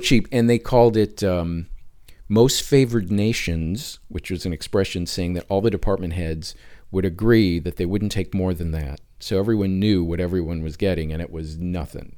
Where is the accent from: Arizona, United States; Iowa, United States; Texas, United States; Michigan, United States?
Michigan, United States; Detroit; moved away as an adult; also born or lived in Southfield, Michigan; now in Los Angeles, United States; I grew up in the Detroit area.